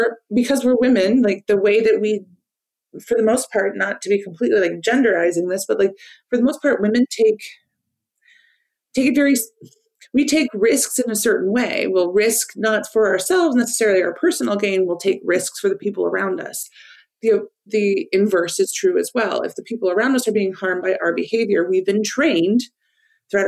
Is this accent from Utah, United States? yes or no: no; Iowa, United States; moved away as an adult; now in Washington, D.C., United States; I was just a weird kid growing up in Iowa